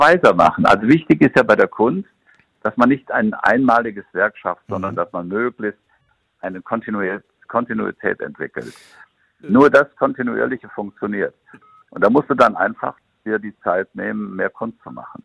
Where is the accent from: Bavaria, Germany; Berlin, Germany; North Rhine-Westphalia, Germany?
North Rhine-Westphalia, Germany; Siegen; moved away; weil Siegen ist ja immer noch meine Heimat und ich fühle mich immer noch mit dem Siegerland sehr verbunden